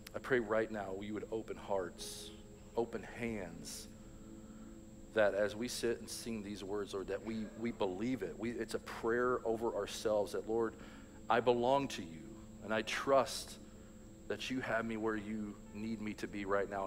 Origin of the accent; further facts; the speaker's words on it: Louisville, Kentucky, United States; I grew up in Louisville, Kentucky